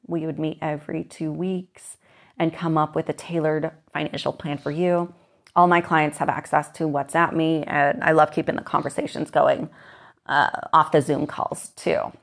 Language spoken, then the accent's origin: English; Moses Lake, Washington, United States; I grew up in Moses Lake, Washington